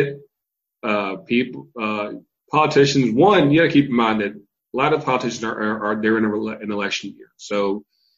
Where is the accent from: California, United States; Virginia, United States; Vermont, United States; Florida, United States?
Virginia, United States; also born or lived in North Carolina; now in Atlanta, United States; I was born in North Carolina. I was raised in Virginia. I live in Atlanta, all states of the Confederacy